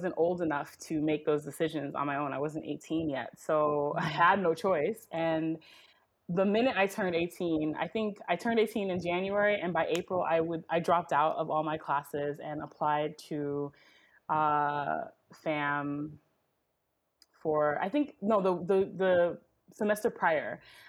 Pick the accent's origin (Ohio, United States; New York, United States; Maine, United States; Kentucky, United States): New York, United States; I am a first generation American born and raised in New York, to a Trinidadian family.